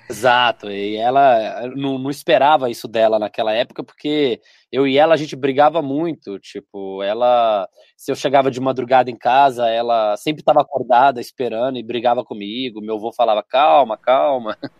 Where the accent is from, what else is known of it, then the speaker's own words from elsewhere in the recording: Belo Horizonte, Minas Gerais, Brazil; also born or lived in Dores do Indaiá, Minas Gerais; Eu nasci em BH, Belo Horizonte, Minas Gerais. Ah. E morei aí os cinco, seis melhores anos aí da adolescência para a idade adulta, numa cidade de 13 mil pessoas, que é interior de Minas, Dores do Indaiá